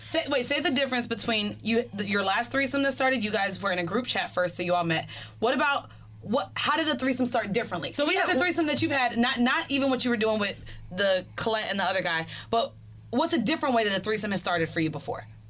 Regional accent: Orlando, Florida, United States; moved away as an adult; now in New York, United States; I'm from Florida

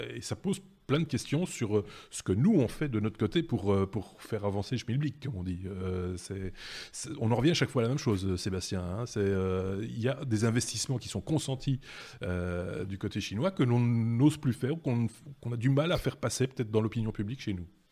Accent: Belgium; chez nous en Belgique

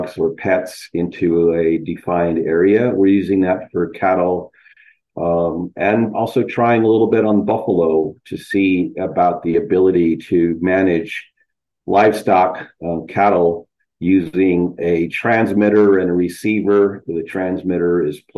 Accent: Isleta Pueblo, New Mexico, United States; am from the Pueblo of Isleta, which is a tribal community south of Albuquerque, New Mexico, right within the Rio Grande Valley

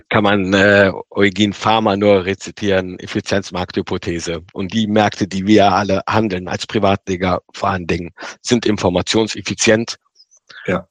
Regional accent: Rhineland, Germany; da habe ich mir so als Rheinländer gesagt

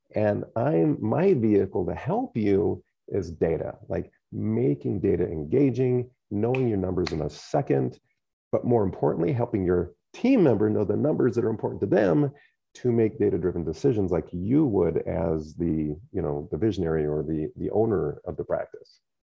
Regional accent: United States; growing up in the Quad Cities

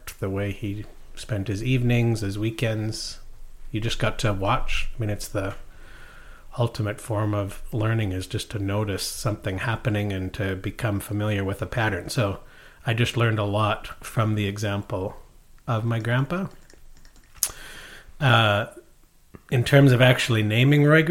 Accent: Maidstone, Saskatchewan, Canada; moved away; also born or lived in New York; Near the Alberta border, outside Lloydminster, in a little town called Maidstone on the Yellowhead

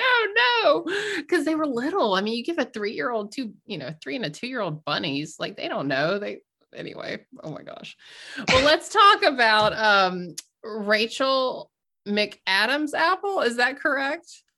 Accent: the South, United States; I grew up in the South

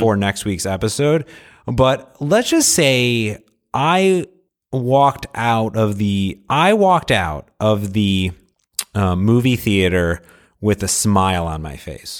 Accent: Seattle, Washington, United States; I'm from Seattle

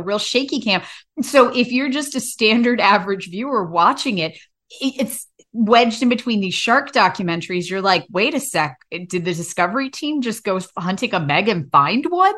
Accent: United States; I grew up on the Shenandoah River

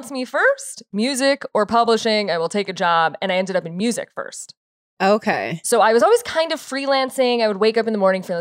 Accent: Chicago, Illinois, United States; I'm from Chicago.

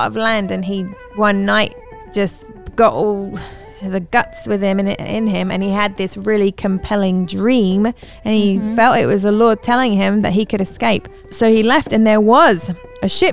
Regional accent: England, United Kingdom; My dad is an Irish man and my mum is an American, and then they raised me in England. So I'm English, but I have Irish blood

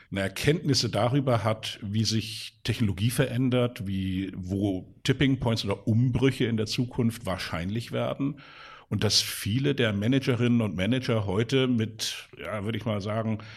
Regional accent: Hamburg, Germany; Ich bin hier in Hamburg aufgewachsen ähm, mit äh, zwei weiteren Brüdern

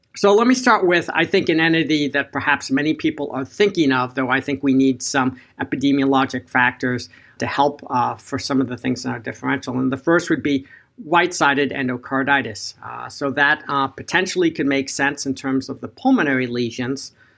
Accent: Boston, Massachusetts, United States; in Boston, my hometown

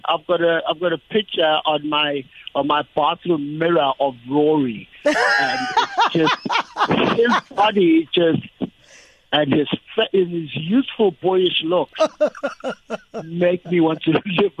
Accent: Durban, KwaZulu-Natal, South Africa; moved away; I was born and bred in Durban. Wow. Yeah, I grew up in Umlazi.

